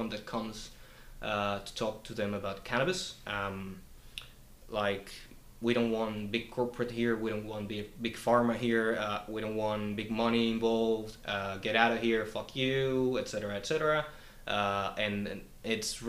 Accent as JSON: {"language": "English", "country": "Colombia", "moved": "yes", "lives_now": "New Zealand", "said": "I come from Colombia, and in Colombia I was forced to leave my home and relocate because of the violence that was going on there"}